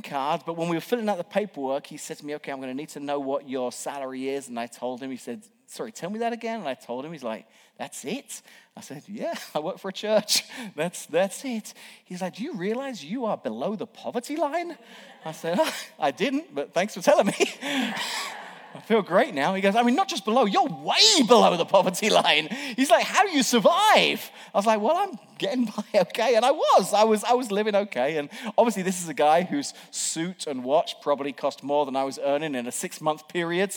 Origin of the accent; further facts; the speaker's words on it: England, United Kingdom; moved away as an adult; now in United States; an Englishman who was here working on a temporary visa